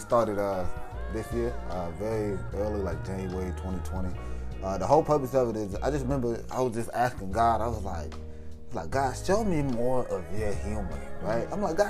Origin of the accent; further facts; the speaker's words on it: Indianapolis, Indiana, United States; moved away as an adult; now in Denton, United States; Originally, I'm from Indianapolis, Indiana, born and raised there whole life. And then I came to UNT for college.